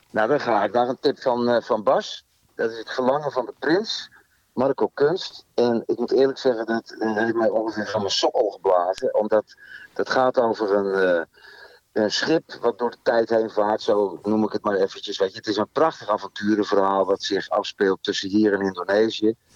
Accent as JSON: {"language": "Dutch", "town": "Veenendaal", "region": "Utrecht", "country": "Netherlands", "said": "ik kom uit Veenendaal"}